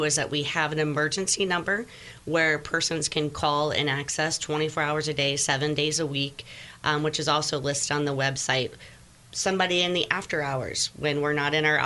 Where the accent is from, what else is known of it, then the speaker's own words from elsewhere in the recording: Cedar Grove, Indiana, United States; I born and raised in Cedar Grove, Indiana